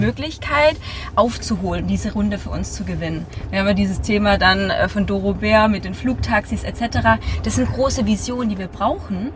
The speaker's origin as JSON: {"language": "German", "town": "Stuttgart", "region": "Baden-Württemberg", "country": "Germany", "said": "ich komme ja eigentlich aus Stuttgart, bin aber jetzt des Öfteren in Berlin"}